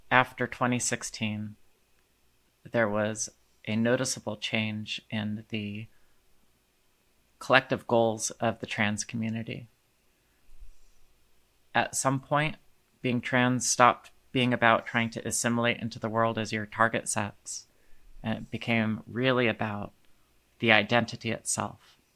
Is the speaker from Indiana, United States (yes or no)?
yes; Indiana, United States; And when the legislation came to my home state of Indiana